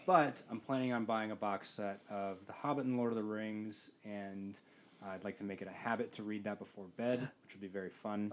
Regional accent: Midwest, United States; I grew up entirely in the Midwest

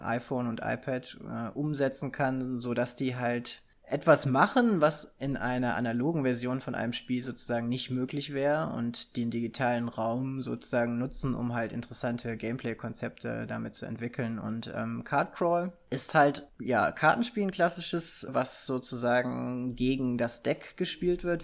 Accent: Germany; als Deutscher ist man ja so, mit Brettspielen wird man ja groß

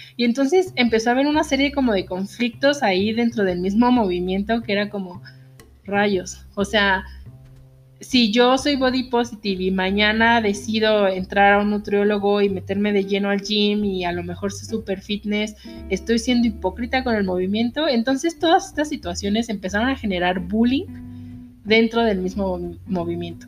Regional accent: Mexico; nosotros los mexicanos

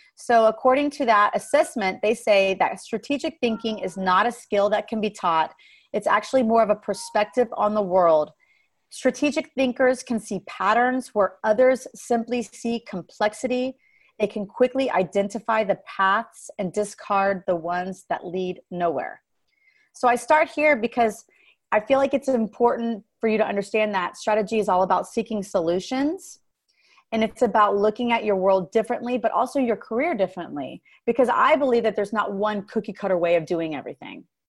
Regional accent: Dallas, Texas, United States; My husband and I relocated to Dallas, which is my hometown, started doing music here in Dallas.

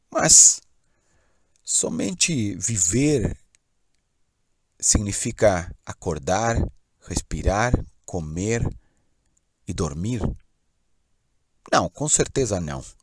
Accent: São Paulo, Brazil; born there; Nasci em São Paulo, mas já morei em muitos lugares, sempre experimentando uma outra relação com a natureza.

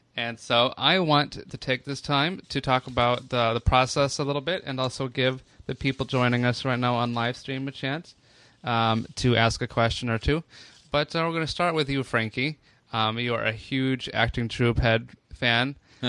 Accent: Florida, United States; accent: Florida; My Florida accent is very different.

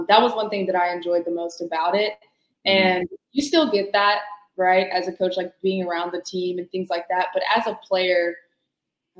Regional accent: Birmingham, Alabama, United States; I'm actually from Birmingham

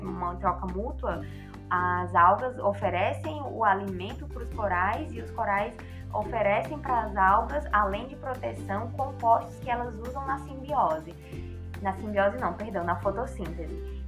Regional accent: Ceará, Brazil; moved away as an adult; now in Macaé, Brazil; eu sou do Ceará

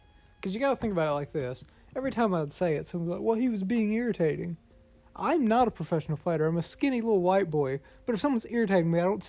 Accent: Alabama, United States; moved away; Just because we're from Bama does not mean that's where we're currently

